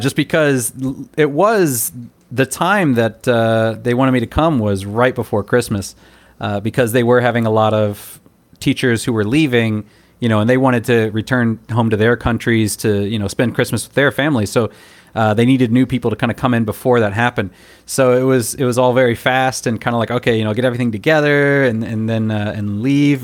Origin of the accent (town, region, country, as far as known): United States; moved away as an adult; now in Taiwan